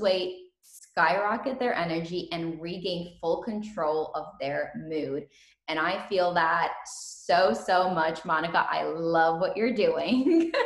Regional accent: Ukraine; now in United States; I was born in Ukraine

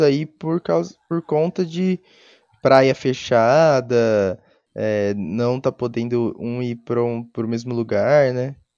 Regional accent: Brazil; a gente é brasileiro

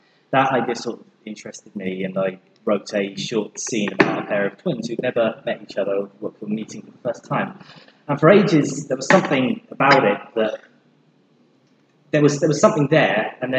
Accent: Leicester, East Midlands, United Kingdom; Maisie and I were invited, because we're both from the Midlands, you see. Put the Book Down is a Midlands company, I'm from Leicester. Midlands represent.

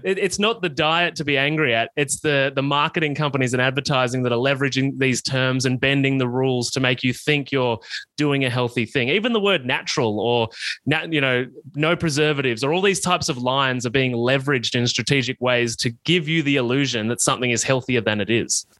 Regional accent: Australia; I grew up in country Australia, as you can probably tell from my accent

